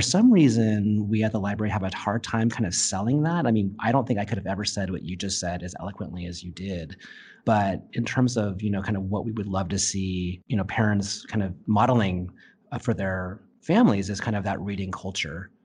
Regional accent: Santa Barbara, California, United States; I grew up in Santa Barbara. I went to school, um, at Peabody School in the eighties and then Santa Barbara Junior High and Santa Barbara High School

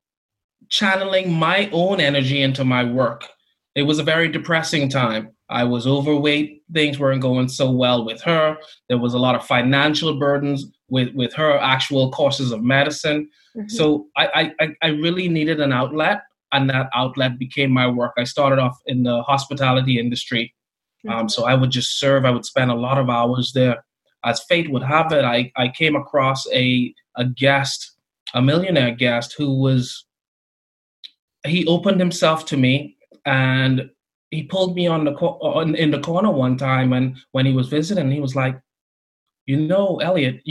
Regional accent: Bahamas; I grew up in the Bahamas

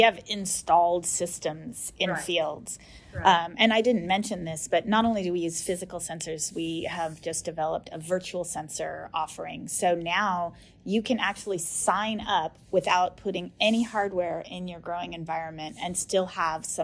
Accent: United States; I'm American

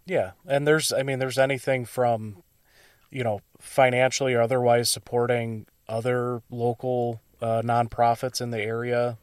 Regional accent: Illinois, United States; now in Wisconsin, United States; I'm originally from Illinois

